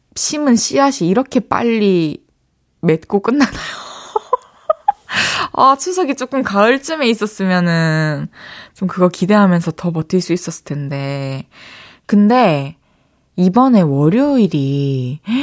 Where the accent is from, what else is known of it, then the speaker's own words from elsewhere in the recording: Changwon, South Gyeongsang, South Korea; moved away as an adult; now in Seoul, South Korea; 초중고를 마산에서 나왔는데